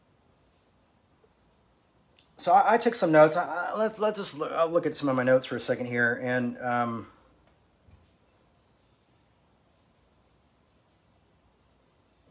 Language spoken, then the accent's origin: English; United States; growing up in America